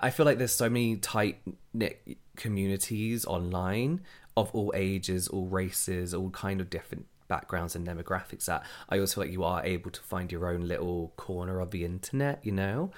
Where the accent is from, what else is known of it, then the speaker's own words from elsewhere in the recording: England, United Kingdom; We're from England